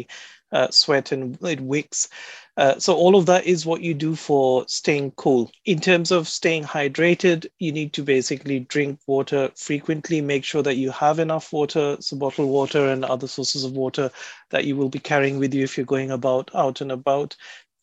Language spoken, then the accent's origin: English; India; now in United Kingdom; I come from India originally